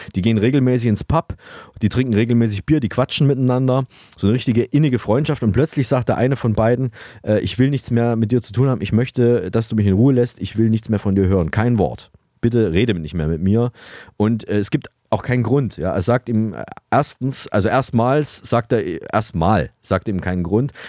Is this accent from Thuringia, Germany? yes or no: yes; Saalfeld, Thuringia, Germany; aus meiner Heimatstadt Saalfeld in Thüringen